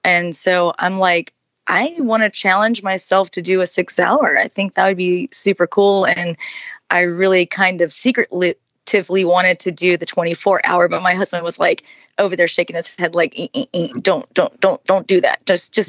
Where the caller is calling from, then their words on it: Bonita Springs, Florida, United States; I am joining you from Bonita Springs, Florida. So, and Southwest Florida.